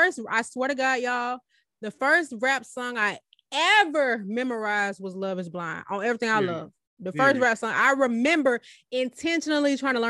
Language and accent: English; the South, United States; I don't really know since I'm from the South too.